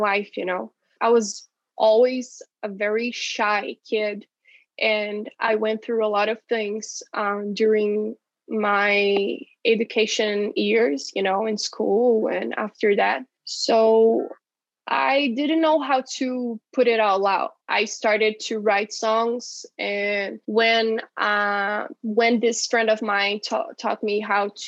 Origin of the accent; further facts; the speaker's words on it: Brazil; now in Curitiba, Brazil; my hometown